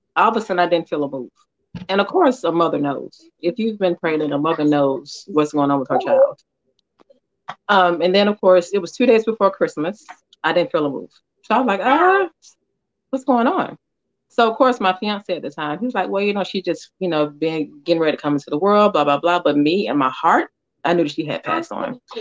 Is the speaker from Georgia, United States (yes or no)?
yes; Atlanta, Georgia, United States; I'm from Atlanta or Georgia Peach